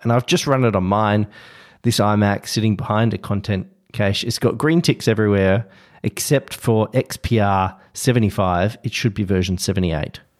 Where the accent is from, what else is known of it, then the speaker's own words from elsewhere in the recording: Australia; as an Australian